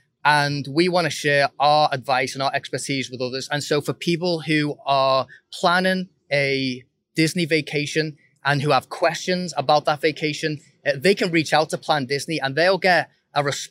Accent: Liverpool, North West England, United Kingdom; now in Virginia, United States; I'm originally from Liverpool, England, and I live in Virginia

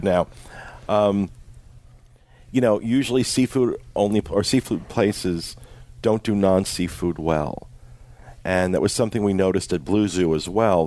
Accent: Jersey Shore, New Jersey, United States; I am from the Jersey Shore

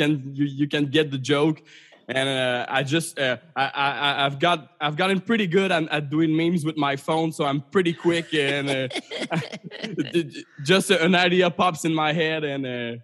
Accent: Canada; as a Canadian, I'm not as much relating to being at war

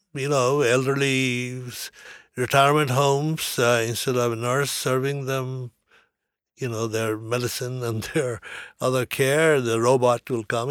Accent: California, United States; I come from California.

